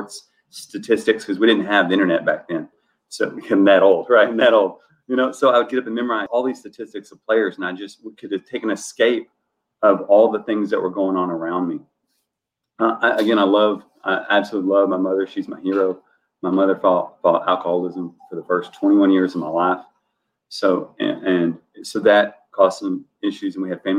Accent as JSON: {"language": "English", "area": "Dallas County", "region": "Texas", "country": "United States", "tie": "born or raised there", "moved": "yes", "said": "I grew up not quasi-inner city of Dallas. I'm from Dallas County, not Dallas proper. It's a smaller city on the outskirts of Dallas."}